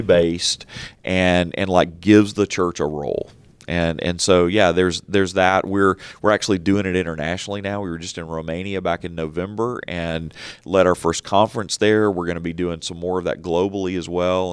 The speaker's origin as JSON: {"language": "English", "country": "United States", "said": "we're conditioned, particularly as American Christians"}